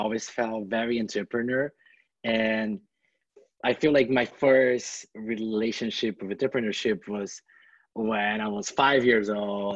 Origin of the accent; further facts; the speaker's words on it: Brazil; moved away as an adult; also born or lived in California, United States; now in Bay Area, United States; I come from this countryside city in Brazil that is very laid back